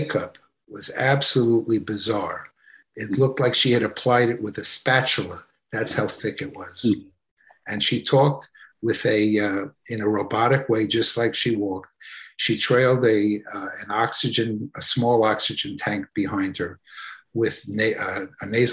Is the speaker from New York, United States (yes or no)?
yes; New York City, New York, United States; as a young lad growing up in Brooklyn, New York